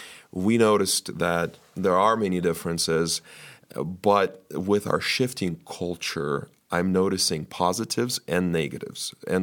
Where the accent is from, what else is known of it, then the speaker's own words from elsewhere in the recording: United States; For the church was so significant to us growing up in the United States